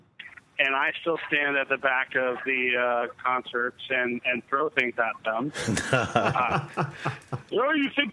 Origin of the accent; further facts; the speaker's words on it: New York, United States; I am from New York